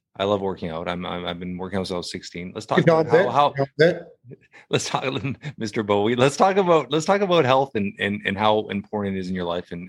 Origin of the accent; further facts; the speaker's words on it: Toronto, Ontario, Canada; Toronto, Canada. Born and raised in Toronto, Canada.